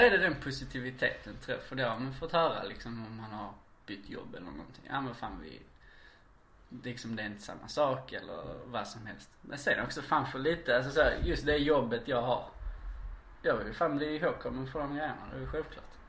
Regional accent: Ystad, Skåne, Sweden; now in Malmö, Sweden; Ystad BB

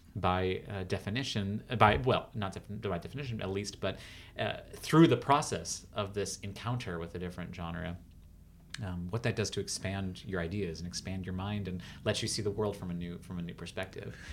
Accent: United States; also born or lived in Los Angeles; I'm still such an American artist

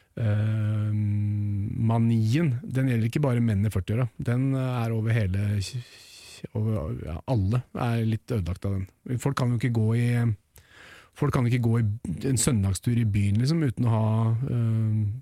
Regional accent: Norway; født og oppvokst i Norge

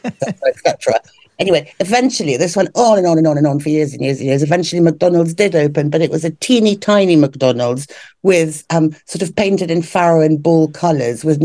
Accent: London, United Kingdom; I grew up in Hampstead.

